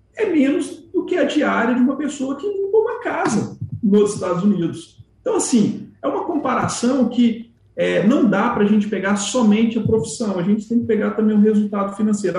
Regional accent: Minas Gerais, Brazil; como um bom mineiro

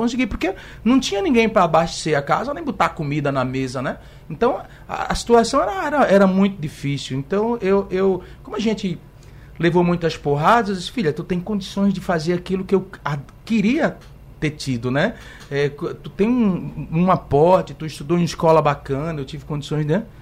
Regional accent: Igarassu, Pernambuco, Brazil; born there; now in Recife, Brazil; Nasci em Igaraçu, em, numa casa de taipa

